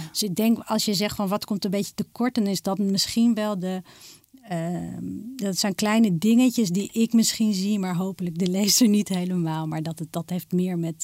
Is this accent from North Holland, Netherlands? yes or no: yes; Amsterdam, North Holland, Netherlands; ik ben geboren getogen in Amsterdam.